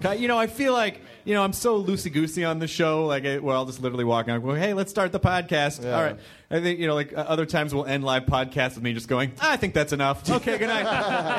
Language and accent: English; Louisville, Kentucky, United States; born there; Nice. I was born in Louisville.